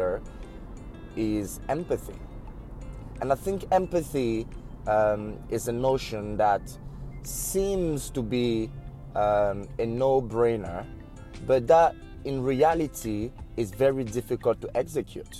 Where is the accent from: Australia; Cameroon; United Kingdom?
Cameroon; I'm from Cameroon